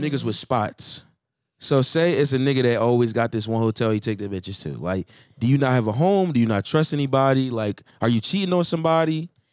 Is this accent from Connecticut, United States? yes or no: no; Philadelphia, Pennsylvania, United States; I'm from Philly.